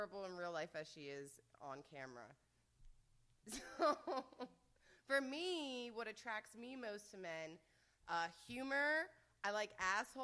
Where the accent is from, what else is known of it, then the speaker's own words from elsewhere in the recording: United States; I'm from the States